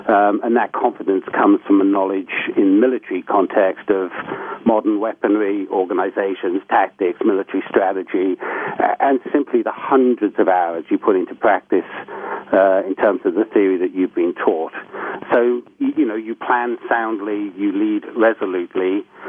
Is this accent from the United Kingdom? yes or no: yes; United Kingdom; I'm a British national. I was born into a military family and therefore have led a somewhat eclectic life.